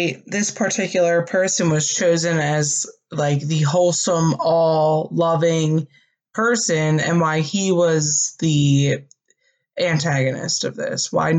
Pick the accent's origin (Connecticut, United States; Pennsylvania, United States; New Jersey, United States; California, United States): Pennsylvania, United States; Philadelphia; we are from the Philadelphia, Pennsylvania area